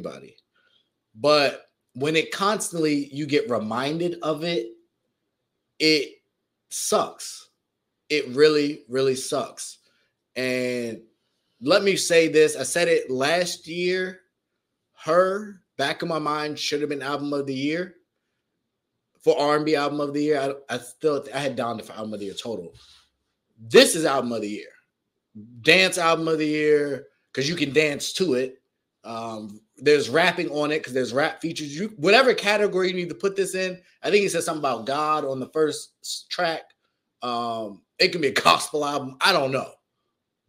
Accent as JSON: {"language": "English", "region": "Virginia", "country": "United States", "tie": "born or raised there", "also_born_or_lived": "Washington, D.C.", "said": "I've lived in Virginia most of my whole life"}